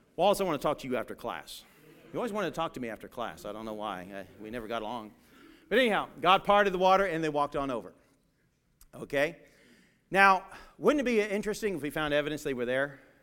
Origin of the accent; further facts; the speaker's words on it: England, United Kingdom; Growing up in England, in my uh, one of my teachers there